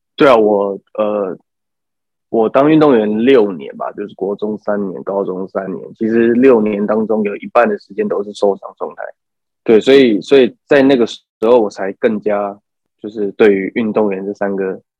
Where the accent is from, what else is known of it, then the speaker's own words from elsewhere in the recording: Taichung, Taiwan; 就是我是台中人